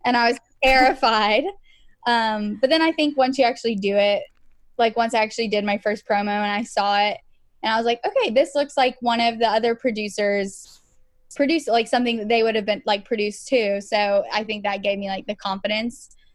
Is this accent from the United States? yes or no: yes; Georgia, United States; I was born in Georgia